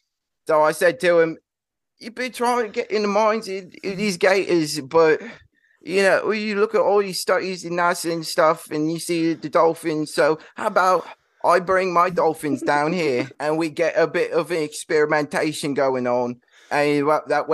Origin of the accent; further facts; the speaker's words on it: Portland, Oregon, United States; So, I'm actually from Portland, Oregon.